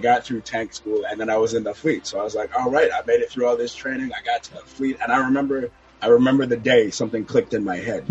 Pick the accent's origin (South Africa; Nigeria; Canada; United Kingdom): Canada; now in South Florida, United States; I was born in Canada, but I live in South Florida now